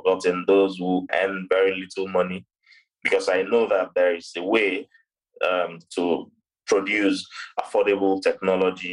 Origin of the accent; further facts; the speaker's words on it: Lagos, Nigeria; very deprived parts of Lagos State, where I was born. So I was born in Lagos State